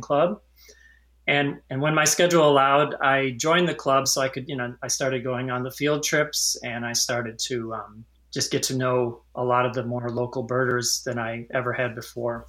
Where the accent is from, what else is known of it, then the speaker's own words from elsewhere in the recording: Naperville, Illinois, United States; also born or lived in out east; I grew up in Naperville.